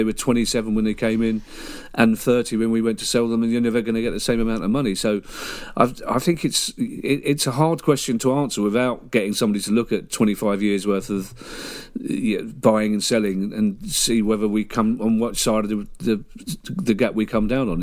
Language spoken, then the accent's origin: English; United Kingdom; we're British